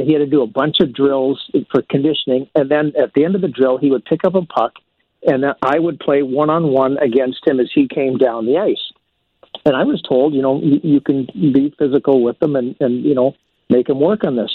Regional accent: St. Albert, Alberta, Canada; my hometown of St. Albert, Alberta

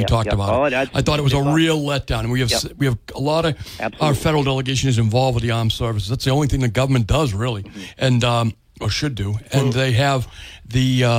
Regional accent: United States; I'm an American.

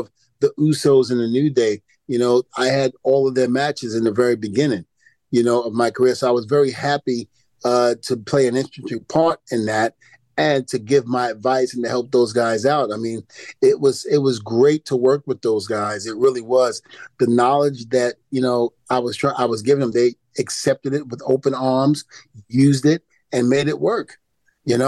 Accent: New York City, New York, United States; also born or lived in New Rochelle, New York; I grew up in New Rochelle. Even though I'm from Brooklyn, New York, I spent a little time in New Rochelle, New York

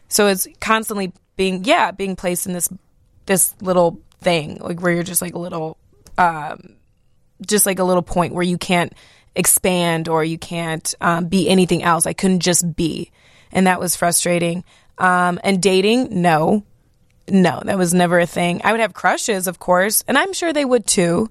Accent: Algonquin, Illinois, United States; also born or lived in Knoxville, Tennessee / Marietta, Georgia / Rolling Meadows, Illinois; growing up in Algonquin

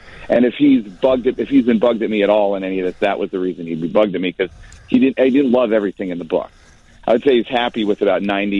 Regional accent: Glencoe, Illinois, United States; I grew up in Glencoe. I went to New Trier.

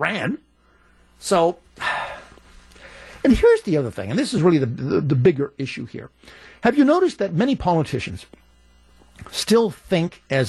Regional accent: Pittsburgh, Pennsylvania, United States; moved away; I grew up in Pittsburgh

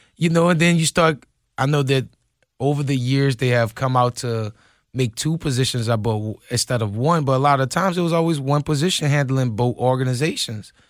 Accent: New Orleans, Louisiana, United States; I'm from New Orleans

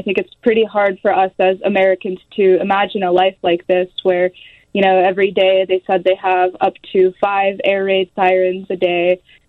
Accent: Dnipro, Dnipropetrovsk Oblast, Ukraine; moved away as an adult; now in Evanston, United States; So I'm from Dnipro, which is in eastern Ukraine right now.

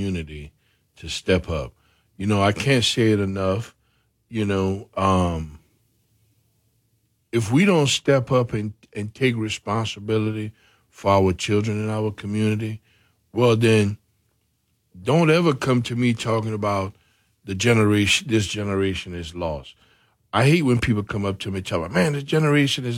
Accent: Macomb, Louisiana, United States; I'm homegrown from Macomb

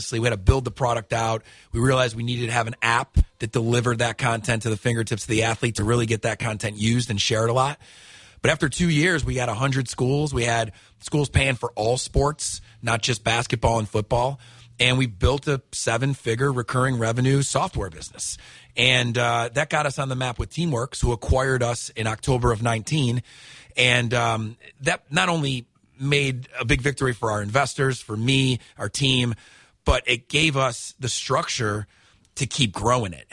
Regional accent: Syracuse, New York, United States; accent: New York; moved away as an adult; now in Alabama, United States; you can tell I might have a little bit of a New York accent still, but I'm originally from Syracuse, New York. I came down here to Montevallo to play college baseball 20 years ago. I'm 40, so I've lived half my life in New York, half my life in Alabama

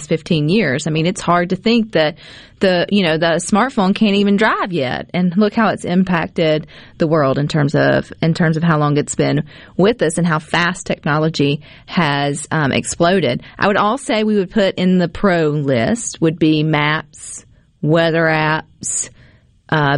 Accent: Mississippi, United States; I'm from Mississippi

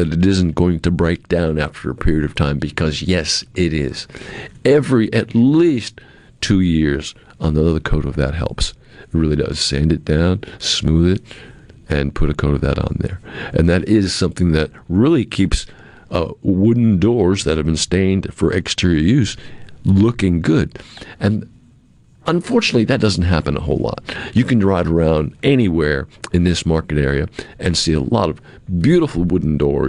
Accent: Cape Cod, Massachusetts, United States; I'm from Cape Cod. I grew up in New England.

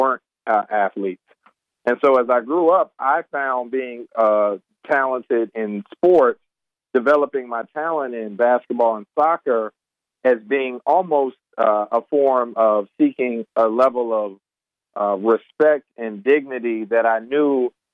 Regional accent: North Carolina, United States; growing up as a black male in North Carolina

